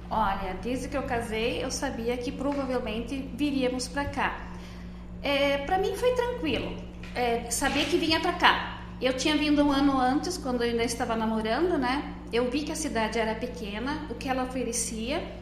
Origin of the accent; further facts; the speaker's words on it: Não-Me-Toque, Rio Grande do Sul, Brazil; moved away as an adult; also born or lived in Dourados; now in Lucas do Rio Verde, Brazil; Eu sou natural do Rio Grande do Sul, é, mais exatamente da cidade de Não Me Toque